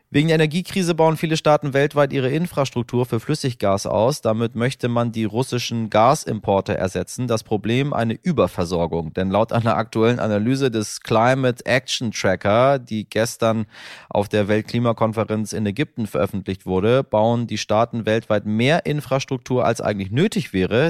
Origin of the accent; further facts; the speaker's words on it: Northern Germany, Germany; als Norddeutscher